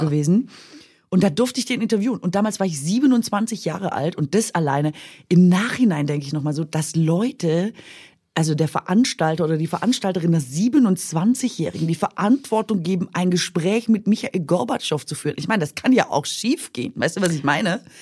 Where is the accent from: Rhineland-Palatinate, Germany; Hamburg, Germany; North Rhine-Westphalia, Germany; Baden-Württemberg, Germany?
Baden-Württemberg, Germany; Swabia; accent: Swabian; moved away; dass ich da immer noch Schwäbisch spreche